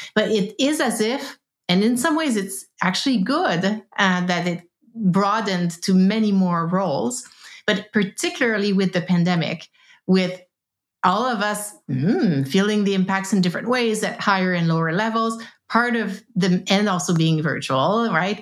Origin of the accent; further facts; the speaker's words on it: East Coast of Canada, Canada; now in West Coast, Canada; I live on the West Coast. I am from the East Coast, hence the French long, complicated name.